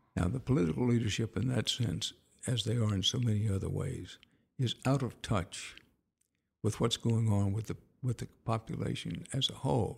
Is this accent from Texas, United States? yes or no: yes; Houston, Texas, United States; also born or lived in Wharton, Texas; I was born in Wharton, growing up in Houston